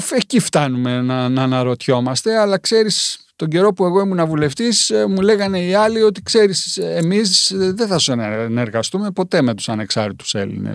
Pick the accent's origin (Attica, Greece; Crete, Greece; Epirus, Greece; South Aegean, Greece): Crete, Greece; Rethymno; εγώ είμαι κριτικός είμαι κριτικός από το Ρέθυμνο